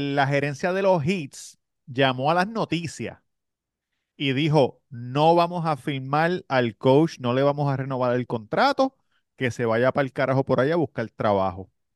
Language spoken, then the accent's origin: Spanish; Puerto Rico; moved away; yo estaba en PR